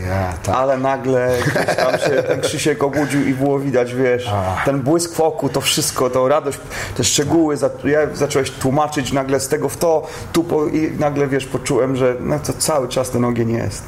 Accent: Poland; moved away; jestem z Polski

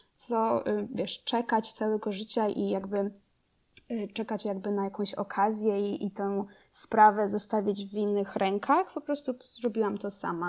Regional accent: Rzeszów, Subcarpathian Voivodeship, Poland; moved away as an adult; also born or lived in Kraków; now in United States; jestem z, z Rzeszowa. Ym, wychowałam się Tam

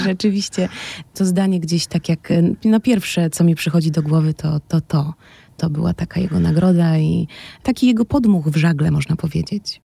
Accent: Łódź, Łódź Voivodeship, Poland; moved away as an adult; now in Kraków, Poland; Łódź e, no, jest moim rodzinnym miastem

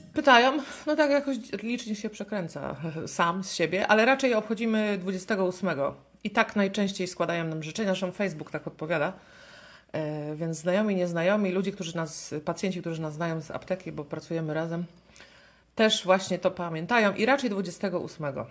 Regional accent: Pomeranian Voivodeship, Poland; Kraków jest bardzo, dosyć daleko od nas, bo my jesteśmy z Pomorza

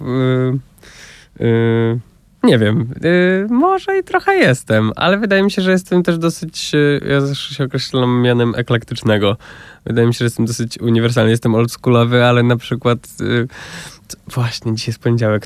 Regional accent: about 60 km from Warsaw, Masovian Voivodeship, Poland; born or raised there

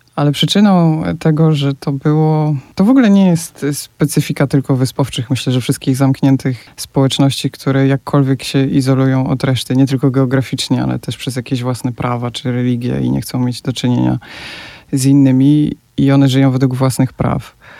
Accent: Poland; now in Faroe Islands; jestem gdzieś tam z Polski, z dalekiego kraju

